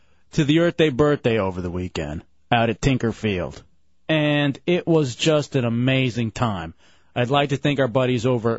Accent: Dallas, Texas, United States; born and raised in Dallas, Texas.

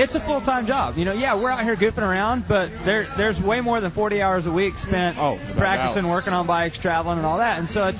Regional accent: Oklahoma, United States; I'm from Oklahoma

